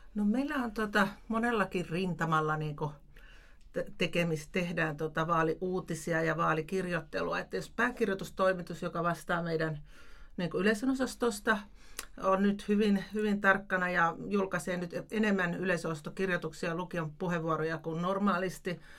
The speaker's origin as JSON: {"language": "Finnish", "town": "Tampere", "region": "Pirkanmaa", "country": "Finland", "tie": "born or raised there", "moved": "yes", "lives_now": "Lapland, Finland", "said": "itse olen Tampereelta kotoisin"}